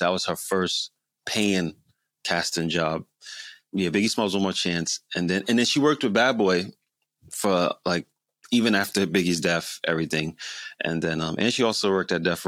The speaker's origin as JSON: {"language": "English", "town": "East Orange", "region": "New Jersey", "country": "United States", "tie": "born or raised there", "also_born_or_lived": "Newark, New Jersey", "said": "I was born in Newark, but raised in East Orange, New Jersey"}